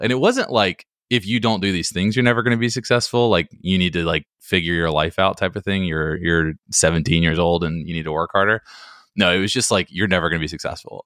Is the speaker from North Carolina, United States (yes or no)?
yes; Hickory, North Carolina, United States; moved away as an adult; also born or lived in Washington, D.C. / Greenville, North Carolina; now in Raleigh, United States; I'm from Hickory, North Carolina, which is a really small town in North Carolina.